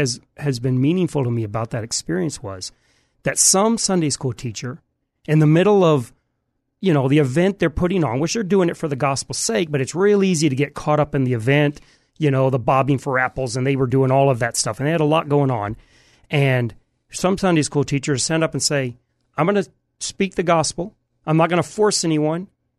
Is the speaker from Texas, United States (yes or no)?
yes; Houston, Texas, United States; born there; also born or lived in Michigan; So I was born in Houston, but I'm not from pretty much anywhere. Until I was about 40, I never lived in the same house more than about 6 months. Wow. So we moved from Michigan to Houston and back every 6 months.